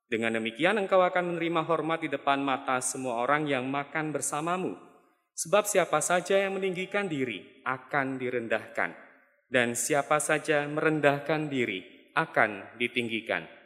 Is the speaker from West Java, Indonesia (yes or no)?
no; Pangkal Pinang, Bangka Belitung Islands, Indonesia; Saya dari Pangkal Pinang, Pulau Bangka. Kami adalah keluarga perantauan.